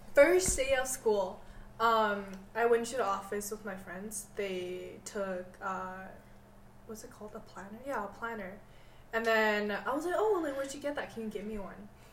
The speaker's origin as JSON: {"language": "English", "country": "Canada", "tie": "born or raised there", "also_born_or_lived": "Korea", "said": "I I grew up here. That means I know English"}